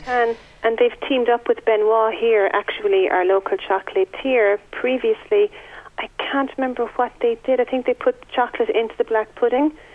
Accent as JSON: {"language": "English", "area": "West Cork", "region": "Munster", "country": "Ireland", "tie": "born or raised there", "said": "I was a child growing up in West Cork"}